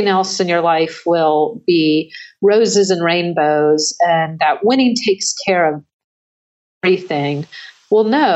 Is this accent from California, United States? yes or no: yes; Santa Clara, California, United States; Growing up in Santa Clara in the 70s, when it was the epicenter of swimming